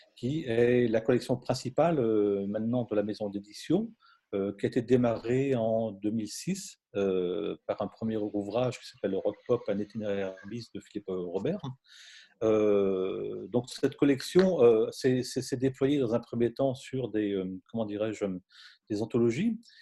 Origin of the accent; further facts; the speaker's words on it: Brittany, France; je suis breton d'origine